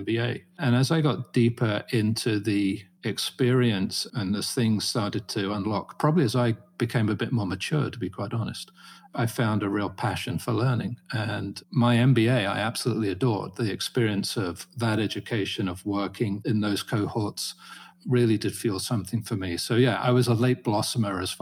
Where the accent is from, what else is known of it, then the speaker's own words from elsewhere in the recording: Farnham, South East England, United Kingdom; now in United States; I grew up in a small market town called Farnham in Surrey